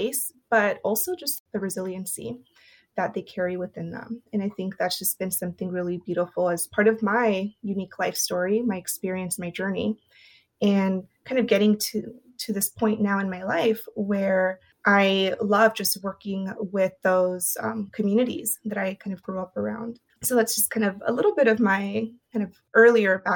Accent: Porterville, California, United States; first language Spanish; English is a second language; was born and raised in Porterville, California.

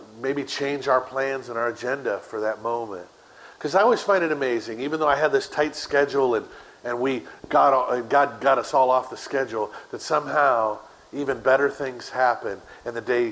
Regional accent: Chicago, Illinois, United States; I grew up in Chicago too

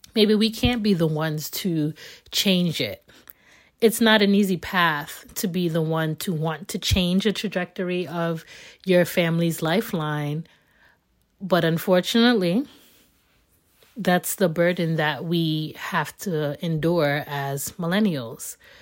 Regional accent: United States; born and raised in America

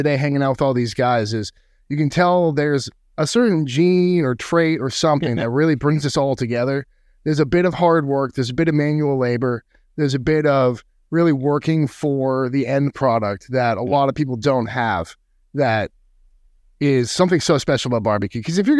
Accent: New Hampshire, United States; moved away as an adult; born and raised in New England, New Hampshire. Went to college in Maine for audio engineering, which led me to Austin, Texas

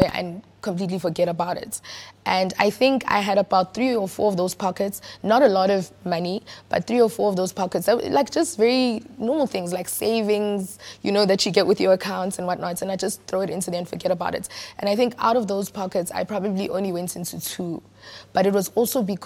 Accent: Johannesburg, Gauteng, South Africa; also born or lived in Soweto / Lenasia / Brakpan / Yeoville; Born and bred in Johannesburg

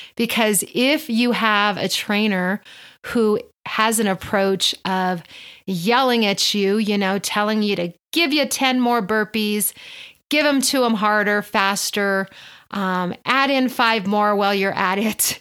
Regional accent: Albuquerque, New Mexico, United States; I do own a private personal training studio here in Albuquerque, my hometown

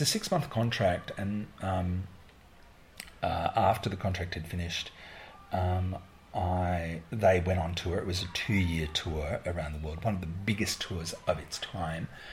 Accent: Australia; I'm a choreographer from Australia

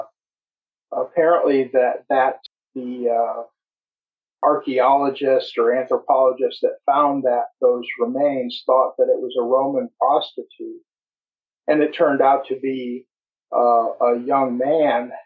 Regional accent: United States; also born or lived in Upper Peninsula of Michigan / Florida / Appalachia; I'm an American

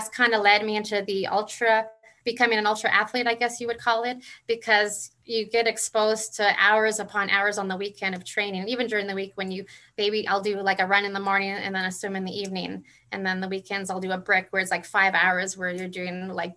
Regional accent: Calgary, Alberta, Canada; I grew up here in Calgary

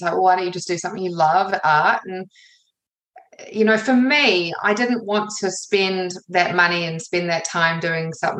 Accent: New Zealand; also born or lived in England / London; I was born in England, moved here when I was just before I was one. So I've lived most of my life in New Zealand.

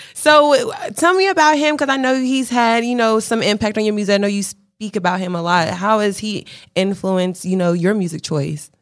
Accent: Charlotte, North Carolina, United States; also born or lived in Fayetteville, North Carolina; I was born in Fayetteville, but I grew up in Charlotte

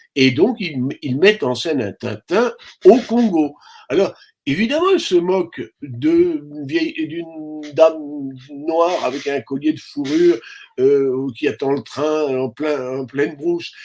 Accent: France; je suis français

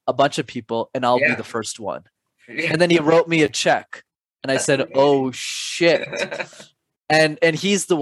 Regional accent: Montreal, Quebec, Canada; My parents immigrated from Sri Lanka in the early 90s to Canada, and I was born in Montreal

